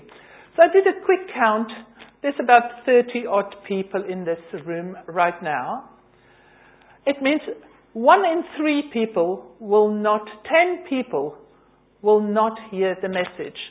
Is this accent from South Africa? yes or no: yes; South Africa; now in London, United Kingdom; I'm originally from South Africa.